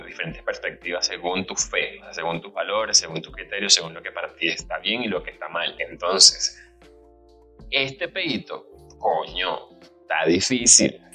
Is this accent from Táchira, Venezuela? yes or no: no; Aragua, Venezuela; moved away; como buen latinoamericano, venezolano, de Aragua